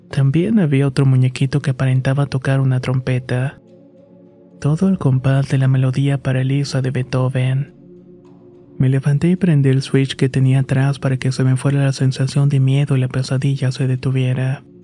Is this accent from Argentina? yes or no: yes; Misiones, Argentina; now in Buenos Aires, Argentina; Soy originaria de Argentina y actualmente vivo en Buenos Aires, aunque mi provincia natal es Misiones. Fue ahí donde crecí y tuve al principio una buena infancia.